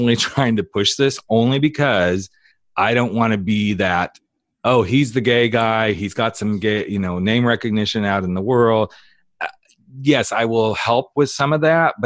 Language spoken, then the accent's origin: English; Southern California, United States; moved away; I come from Southern California